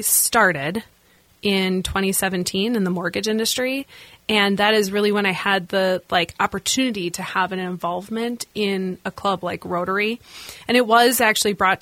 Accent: La Crosse, Wisconsin, United States; now in Twin Cities, United States; I am formerly from La Crosse, Wisconsin, grew up there, born and raised

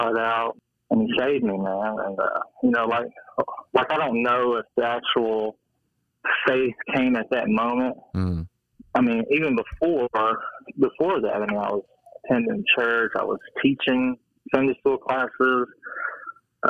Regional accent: Nashville, Tennessee, United States; I grew up in Nashville, Tennessee

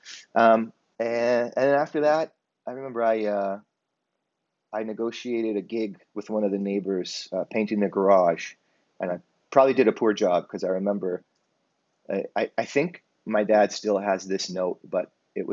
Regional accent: Hamilton, Ontario, Canada; I grew up in Hamilton, Ontario

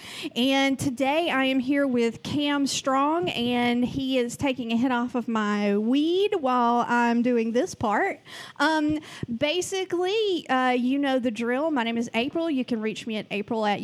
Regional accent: Georgia, United States; accent: Southeast drawl; moved away as an adult; I'm from Georgia, and this was at a time when I was fresh out of Georgia

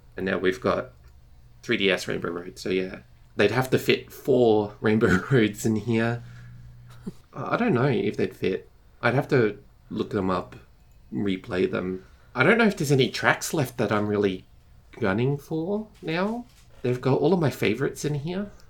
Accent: Australia; I'm from Australia, we don't have snow for Christmas.

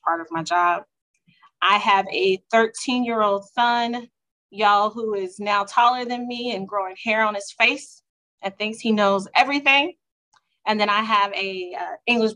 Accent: Houston, Texas, United States; also born or lived in Dallas, Texas; I'm originally from Houston

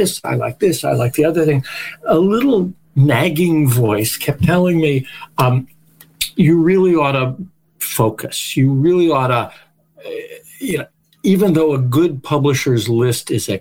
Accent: Australia; I'm being Australian

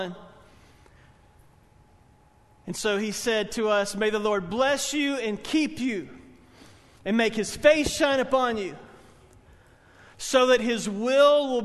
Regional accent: Spartanburg, South Carolina, United States; I grew up in Spartanburg, First Baptist Church

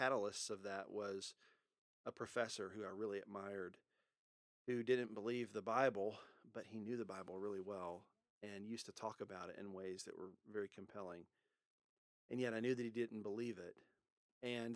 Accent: Louisiana, United States; also born or lived in Texas; now in Louisville, United States; I was born in Louisiana, spent most of my growing up years in Louisiana, but I also spent part of it in Texas, in the Metroplex area

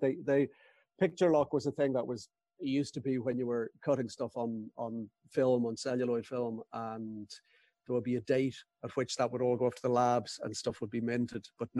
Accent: Ireland; the Ireland that I grew up in.

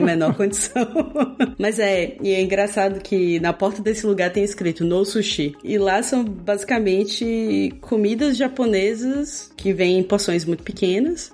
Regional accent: Feira de Santana, Bahia, Brazil; also born or lived in Belo Horizonte; now in Berlin, Germany; eu cresci em Feira de Santana

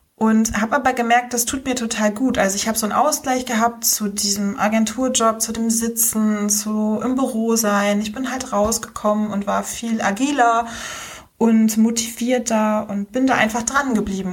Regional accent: Rostock, Mecklenburg-Vorpommern, Germany; accent: North German; moved away as an adult; also born or lived in Hamburg / Berlin; wie man schon hört, komme ich aus Norddeutschland. Ich äh, wohne seit April wieder in Rostock in meiner Heimatstadt

